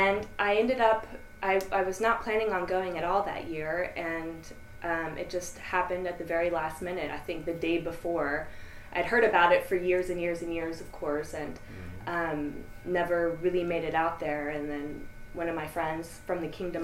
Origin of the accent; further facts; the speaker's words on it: Austin, Texas, United States; Born and raised in Austin.